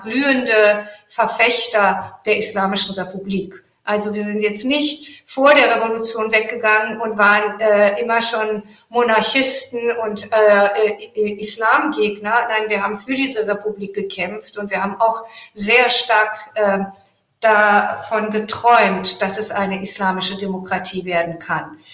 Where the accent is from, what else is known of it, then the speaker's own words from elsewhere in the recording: Iran; moved away; ich bin Iranerin